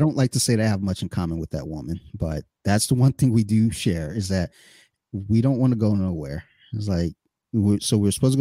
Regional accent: Detroit and Flint, Michigan, United States; I was in Detroit, Michigan and Flint, Michigan in the 80s

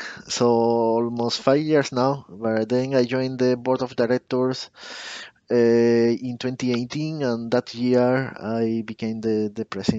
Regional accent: Spain; now in Nice, France; I'm national from Spain, but I currently live in Nice, in France.

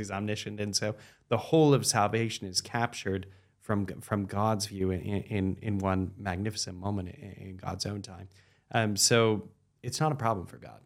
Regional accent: United States; also born or lived in Washington, D.C.; we, as American Catholics

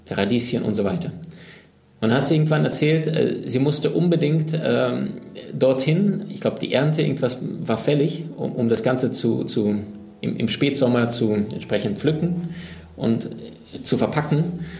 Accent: Siberia, Russia; born there; Ähm, meine Oma lebt in Sibirien. Ähm, deswegen auch, ich bin in Sibirien geboren.

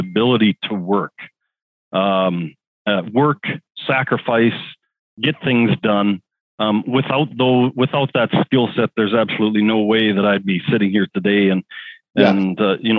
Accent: Southern Alberta, Canada; We grew up on a farm down there. So we're farmers from Southern Alberta

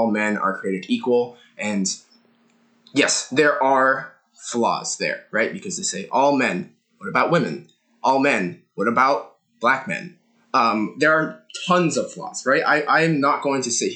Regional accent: United States; my parents moved here and I was born in the United States

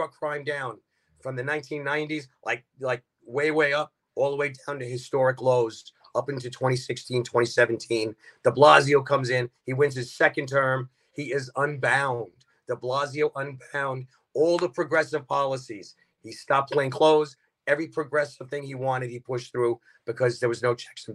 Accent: New York City, New York, United States; Grew up in Brooklyn, born and raised

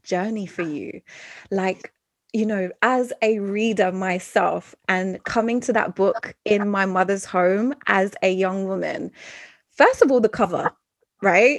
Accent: London, United Kingdom; growing up in London, being of mixed heritage

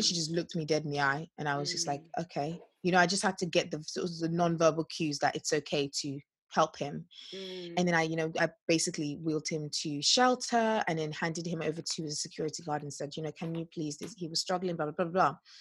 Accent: Nigeria; we're so Nigerian

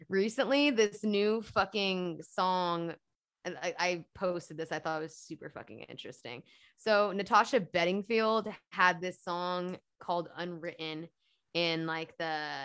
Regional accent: London, United Kingdom; I grew up in London and I grew up in the black church.

